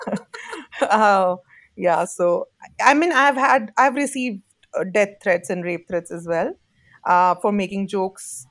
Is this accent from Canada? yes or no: no; Jammu and Kashmir, India; moved away; I come from Jammu and Kashmir, uh, Kashmir being a very politicized piece of land between India and Pakistan. As a Kashmiri